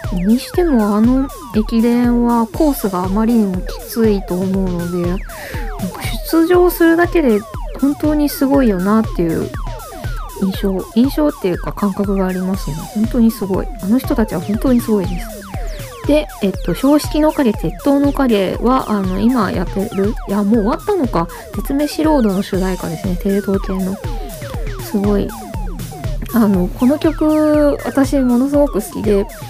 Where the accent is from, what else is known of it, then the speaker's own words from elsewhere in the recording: Onomichi, Hiroshima, Japan; moved away; also born or lived in Fukuyama; 私の地元が、まあ、広島県尾道市で私中学高校は隣の福山市の女子校に通っていたんですけど